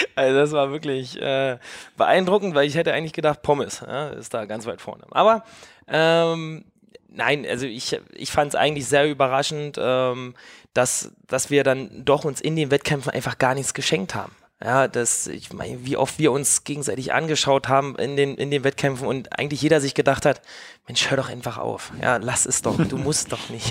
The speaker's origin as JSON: {"language": "German", "region": "East Germany", "country": "Germany", "said": "ich komme halt auch aus dem Osten"}